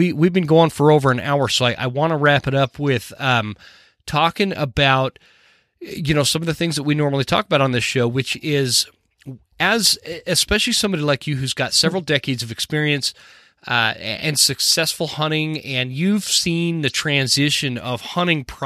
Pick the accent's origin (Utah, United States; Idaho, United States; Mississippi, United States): Utah, United States; moved away as an adult; I grew up in Utah